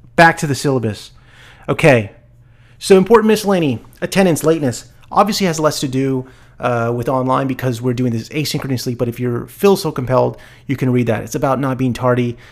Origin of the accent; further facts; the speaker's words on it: El Paso, Texas, United States; I was born in El Paso